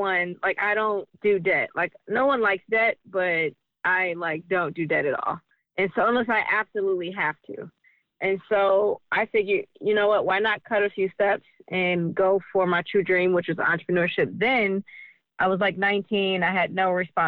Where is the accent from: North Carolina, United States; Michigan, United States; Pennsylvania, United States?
Michigan, United States; Detroit; being born and raised in Detroit